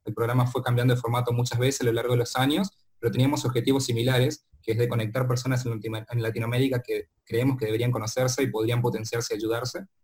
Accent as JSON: {"language": "Spanish", "region": "Corrientes", "country": "Argentina", "tie": "born or raised there", "moved": "as an adult", "said": "yo soy correntino y viví toda mi vida y me crié en Corrientes hasta creo que hasta los 22 años"}